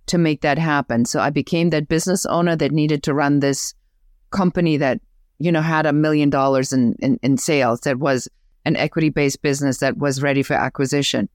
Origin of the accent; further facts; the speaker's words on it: Germany; accent: German; English is a second language; moved away; I'm originally from Germany. You may even hear still the accent